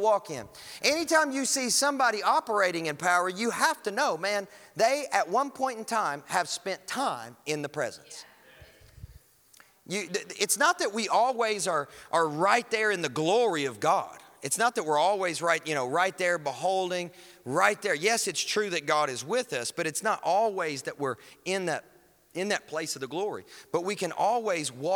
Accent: Kentucky, United States; I'm from Kentucky

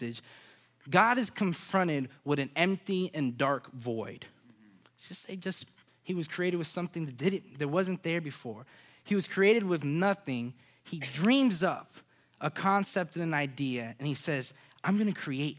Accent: Orlando, Florida, United States; I'm from Orlando, so Disney World, it's kind of in you

